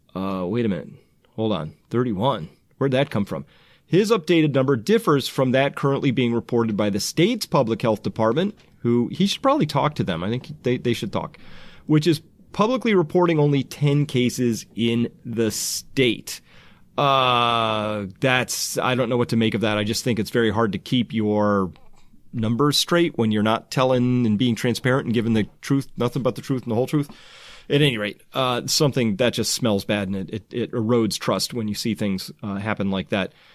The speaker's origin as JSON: {"language": "English", "country": "United States", "said": "I'm from the United States"}